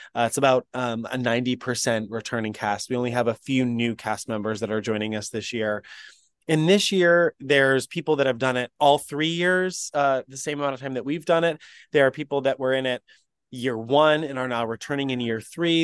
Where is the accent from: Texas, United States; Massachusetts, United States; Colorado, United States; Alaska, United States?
Massachusetts, United States; the Berkshires, Western; I grew up in Western Massachusetts in the Berkshires area region